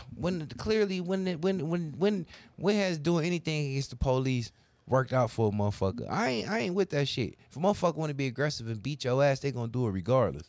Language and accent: English; United States; being an American